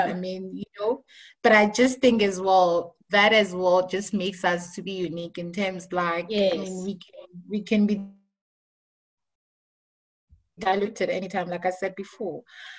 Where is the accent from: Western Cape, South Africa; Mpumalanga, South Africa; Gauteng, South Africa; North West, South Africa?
Gauteng, South Africa; Pretoria; first language Tswana; English is a second language; I know I'm very clear about being Tswana and whatnot, but I grew up in Pretoria, right? So there's just a mixture of all of us.